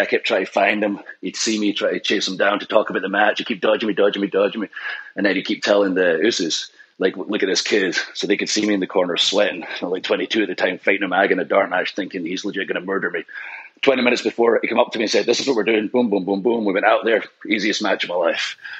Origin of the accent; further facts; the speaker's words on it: Scotland, United Kingdom; with ICW in Scotland being Scottish